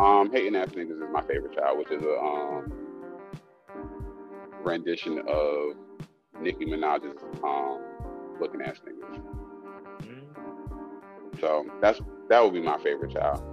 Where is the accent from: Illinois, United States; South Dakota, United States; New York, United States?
New York, United States; New York City; I'm from the Bronx